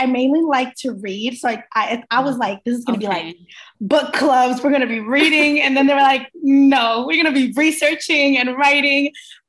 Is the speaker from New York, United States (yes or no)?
yes; Queens, New York, United States; also born or lived in Barranquilla, Colombia / Miami, United States; so I was born in Barranquilla, Colombia, and I was raised in between Queens, New York, and Miami, Florida.